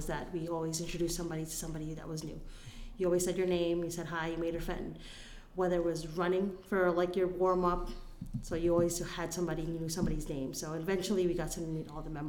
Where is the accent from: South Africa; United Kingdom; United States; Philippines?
Philippines; moved away; I grew up in the Philippines, which is a third world country